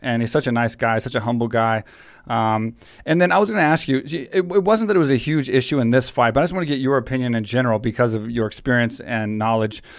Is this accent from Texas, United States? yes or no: yes; Texas, United States; now in Thailand; I'm from Texas